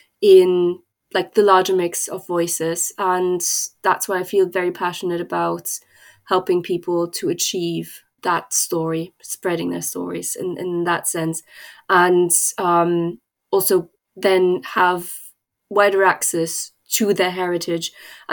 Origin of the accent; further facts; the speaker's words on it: East Germany, Germany; moved away as an adult; now in Wales, United Kingdom; I come from East Germany, and having grown up as a child in East Germany